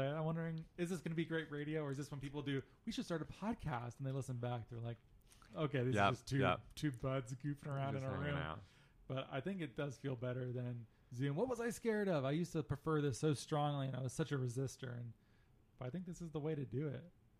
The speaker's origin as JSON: {"language": "English", "town": "Phoenix", "region": "Arizona", "country": "United States", "said": "I'm from mostly from Phoenix, and it does have kind of a Phoenician vibe to it."}